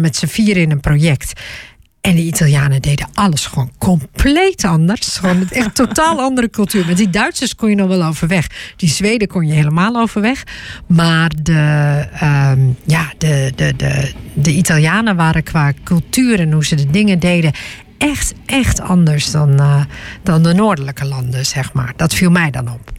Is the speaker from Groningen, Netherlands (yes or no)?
yes; Groningen, Netherlands; ik ben geboren en getogen in Groningen